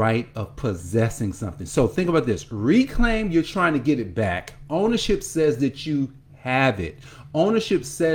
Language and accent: English; Newark, New Jersey, United States; I grew up in Newark, New Jersey, and I can see Newark right now